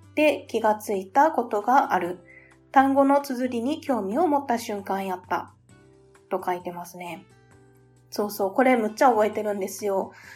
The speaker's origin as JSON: {"language": "Japanese", "region": "Kyoto", "country": "Japan", "tie": "born or raised there", "said": "私は、えっと、出身は京都府なんですよ"}